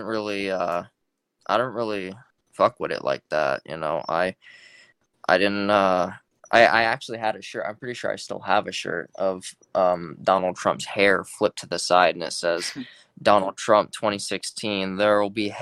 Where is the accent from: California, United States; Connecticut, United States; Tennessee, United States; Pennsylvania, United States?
California, United States; now in Georgia, United States; I'm from California originally, so I grew up in a heavily left-wing state